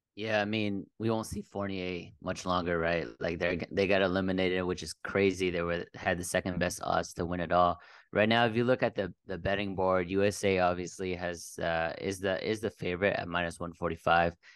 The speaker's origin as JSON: {"language": "English", "town": "Dallas", "region": "Texas", "country": "United States", "tie": "born or raised there", "also_born_or_lived": "Bay Area, California / Southern California", "moved": "as an adult", "said": "born and raised in Texas, uh, Dallas, sp-, specifically"}